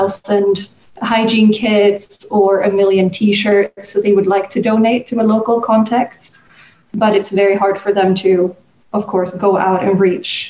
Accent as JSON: {"language": "English", "country": "Sweden", "tie": "born or raised there", "moved": "as an adult", "said": "I'm from Sweden originally, where I was born and raised. But I've lived abroad for the last 10 years almost."}